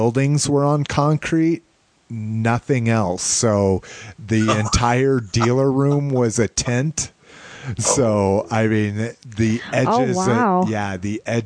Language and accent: English; New Mexico, United States; now in Denver, United States; growing up in New Mexico